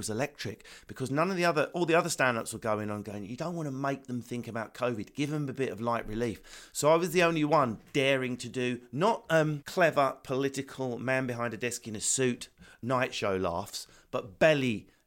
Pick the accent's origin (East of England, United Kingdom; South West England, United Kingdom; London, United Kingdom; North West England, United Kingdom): East of England, United Kingdom; Essex; accent: Essex